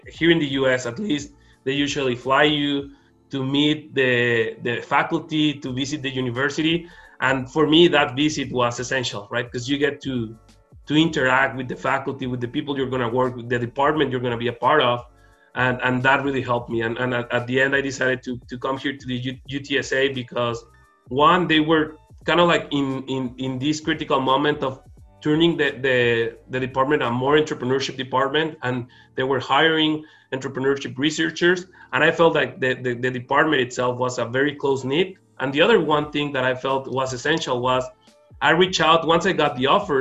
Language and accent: English; Mexico; moved away as an adult; also born or lived in Arizona; I wanted to be close to my hometown, be close to my family. So I wanted to be close to Mexico